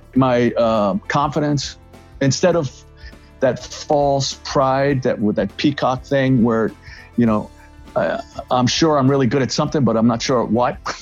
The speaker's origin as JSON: {"language": "English", "town": "New York City", "region": "New York", "country": "United States", "tie": "born or raised there", "said": "I grew up in the Bronx"}